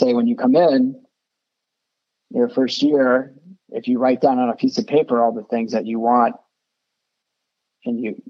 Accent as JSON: {"language": "English", "region": "South Florida", "country": "United States", "tie": "born or raised there", "said": "I grew up in South Florida"}